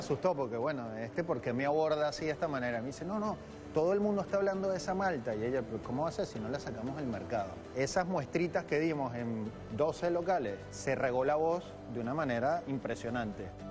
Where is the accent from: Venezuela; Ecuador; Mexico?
Venezuela; moved away as an adult; now in Buenos Aires, Argentina; nuestra ciudad capital